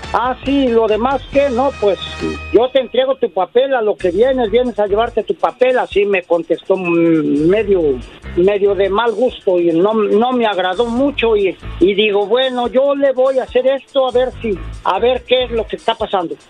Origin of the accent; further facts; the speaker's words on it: Puebla, Mexico; yo soy de México, del estado de Puebla